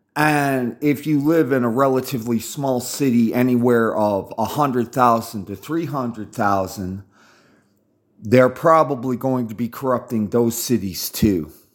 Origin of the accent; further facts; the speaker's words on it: United States; I'm from America